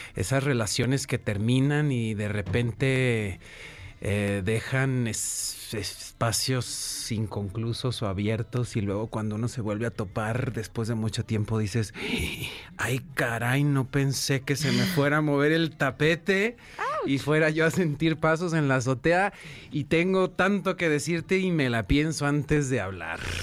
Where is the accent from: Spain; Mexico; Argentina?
Mexico; Guadalajara, Jalisco; Yo nací en Guadalajara